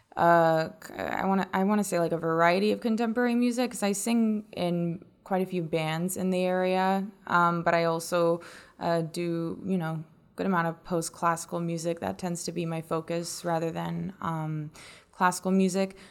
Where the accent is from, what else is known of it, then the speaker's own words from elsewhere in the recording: North Carolina, United States; moved away; I'm from North Carolina